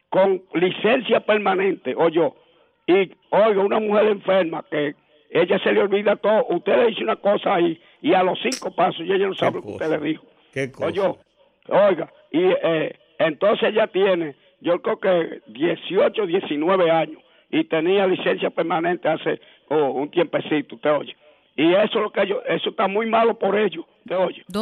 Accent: Moca, Espaillat, Dominican Republic; Yo soy de Moca, tú oye.

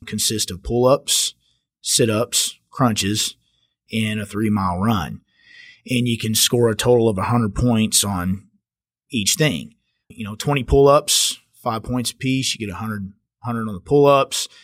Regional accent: Richland Hills, Texas, United States; I grew up here, right here, just outside of Fort Worth, Richland Hills

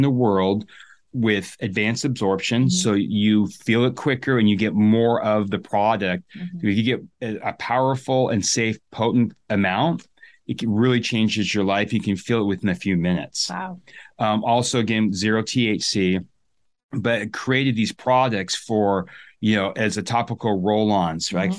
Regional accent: Sun Valley, Idaho, United States; I'm from the U.S., right? I'm from Sun Valley, Idaho

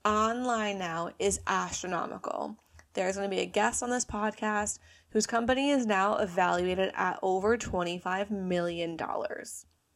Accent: United States; So I am obviously American, as you can tell from my lovely accent here.

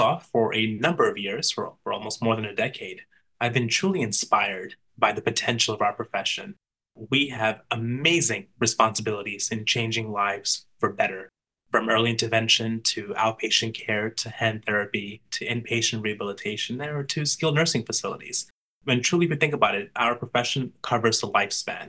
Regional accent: New York City, New York, United States; I am from Brooklyn, New York.

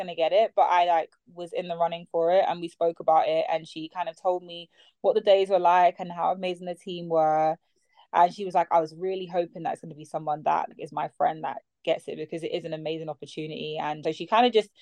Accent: London, United Kingdom; I am from South London

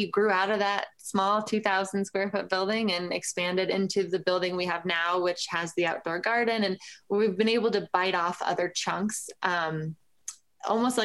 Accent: Lafayette, Colorado, United States; started White Label in my hometown. Lafayette is a suburb of Boulder. And I went to the public schools in Boulder.

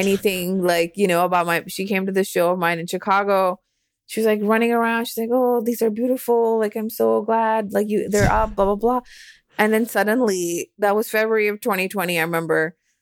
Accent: Delhi, India; moved away; growing up in Delhi

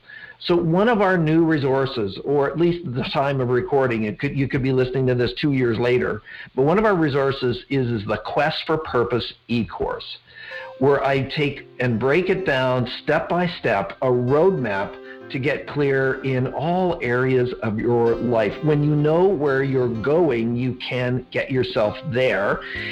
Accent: California, United States; I grew up in the 80s. I was born in the late 70s, but I grew up in the 80s in Southern California here as the oldest of four children.

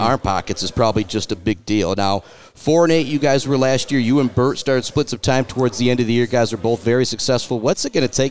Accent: Iowa, United States; as a kid who grew up in Iowa, similar to somebody growing up in Michigan, I know Notre Dame has got, has got to mean

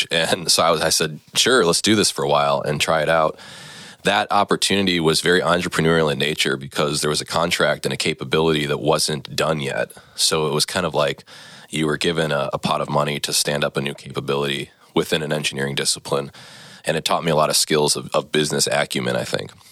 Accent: Neenah, Wisconsin, United States; Yeah, so I grew up in Neenah. I was kind of a jock in high school.

